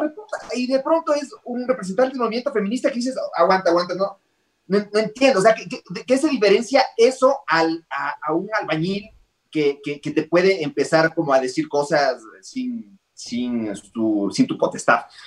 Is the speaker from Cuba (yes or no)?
no; Ecuador; yo cuando era chiquito vivía en la avenida del Inca, en Ecuador